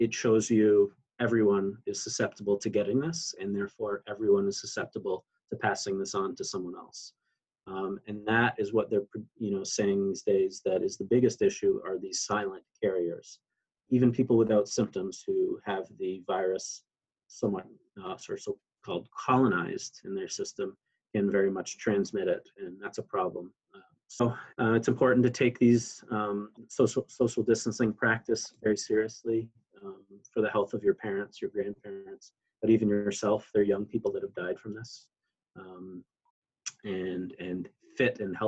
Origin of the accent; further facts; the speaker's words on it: Canada; now in United States; my home country of Canada